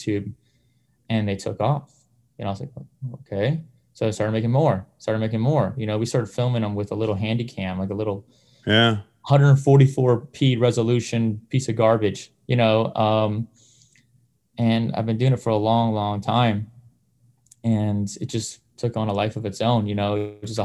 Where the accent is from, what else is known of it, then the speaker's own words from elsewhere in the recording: Windsor, Ontario, Canada; moved away; I grew up in Windsor, Ontario